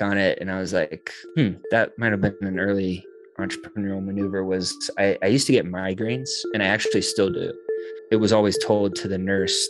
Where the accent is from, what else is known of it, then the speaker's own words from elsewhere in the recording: Boone, North Carolina, United States; growing up in Boone